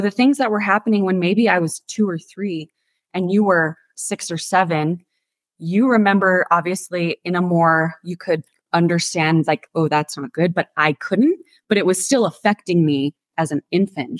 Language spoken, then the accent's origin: English; Santa Fe, New Mexico, United States; born or raised there